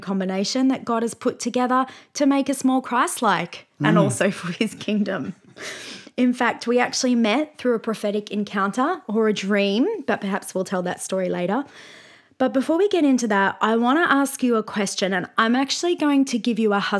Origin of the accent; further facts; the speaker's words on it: Brisbane, Queensland, Australia; So, for example, we grew up in Brisbane